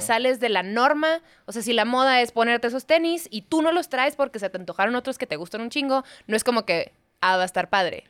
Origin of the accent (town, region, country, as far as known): Mexico; also born or lived in Chicago